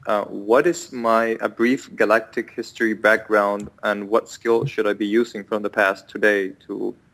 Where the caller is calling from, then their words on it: Chile; I'm calling from Chile.